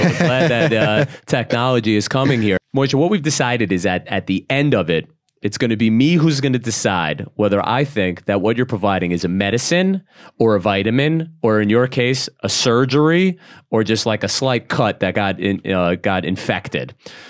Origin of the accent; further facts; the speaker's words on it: Brooklyn, New York, United States; I'm from Brooklyn, right? Mm-hmm. And when growing up in Brooklyn, we wouldn't even give our real name.